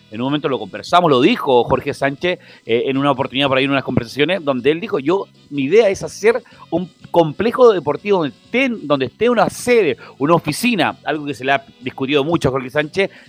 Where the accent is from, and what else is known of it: Antofagasta, Chile